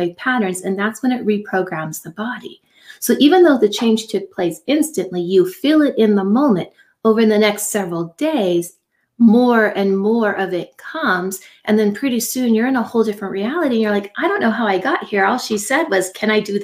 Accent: Silicon Valley, California, United States; I grew up in Silicon Valley

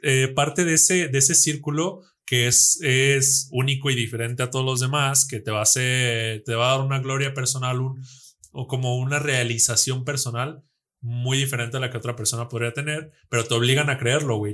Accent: Mexico; nosotros como mexicanos, como latinos, como hermanos, nosotros en México

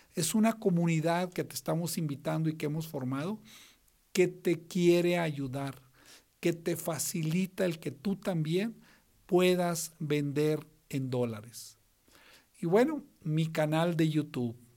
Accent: northern Mexico, Mexico; somos norteños los dos

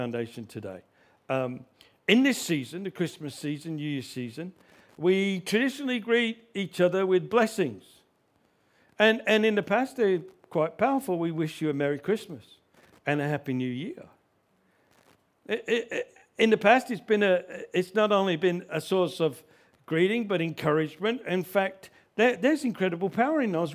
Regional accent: Australia; I grew up in Australia

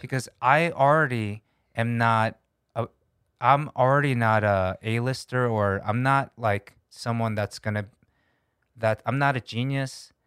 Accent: United States; moved away as an adult; also born or lived in Korea; now in South Korea; as an American, I'm a little bit detached being in Korea for almost ten years now

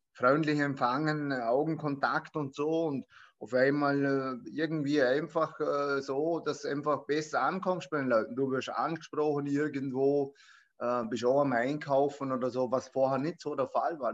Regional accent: Vorarlberg, Austria; bin aus Vorarlberg

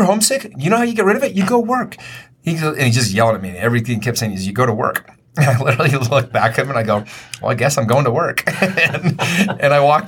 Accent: Taylorsville, Utah, United States; also born or lived in Murray, Utah; when I was 12, I moved from Taylorsville, which was like the top baseball place in Utah, to Murray

